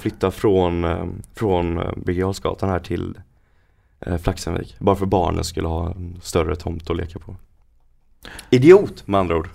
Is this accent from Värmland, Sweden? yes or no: no; Karlskoga, Örebro County, Sweden; also born or lived in Degerfors; now in Värnamo, Sweden; Jag är från Karlskoga, bott i Degerfors.